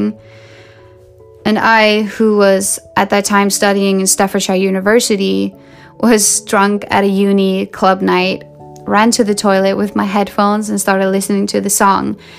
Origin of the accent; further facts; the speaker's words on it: Sweden; I grew up in Sweden, the country of pop